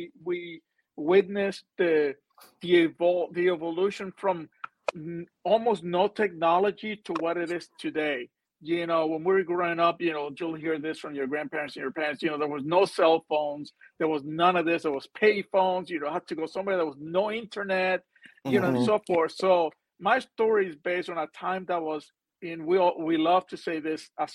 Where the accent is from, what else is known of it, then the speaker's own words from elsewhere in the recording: Puerto Rico; moved away; I'm from Puerto Rico originally